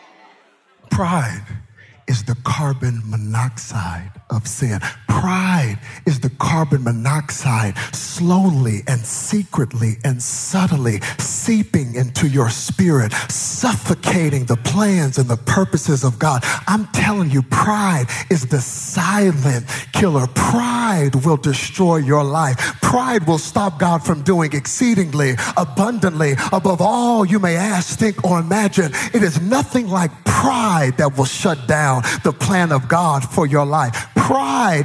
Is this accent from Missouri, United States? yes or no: no; Texas, United States; I'm from Texas